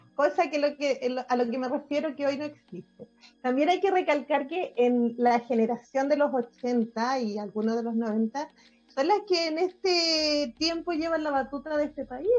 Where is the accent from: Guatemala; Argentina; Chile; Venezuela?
Chile; Calama, Antofagasta; Rodrigo y yo somos de Calama